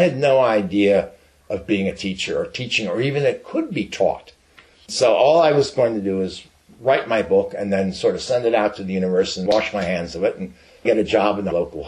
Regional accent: New York, United States; moved away; I'm from New York.

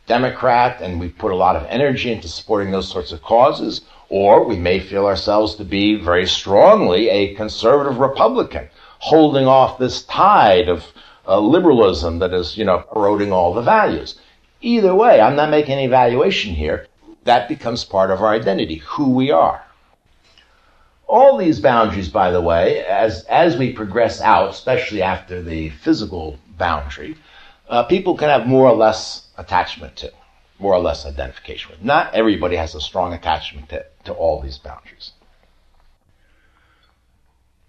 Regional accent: United States; I'm an American

